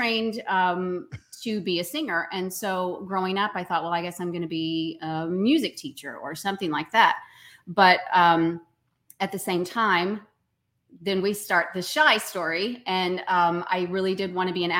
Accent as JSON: {"language": "English", "town": "Tyler", "region": "Texas", "country": "United States", "tie": "born or raised there", "said": "I was born in Tyler, Texas."}